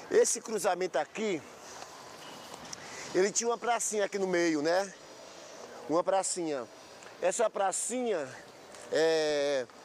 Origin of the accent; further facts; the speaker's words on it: Triunfo, Pernambuco, Brazil; erdade, eu vim da cidade de Triunfo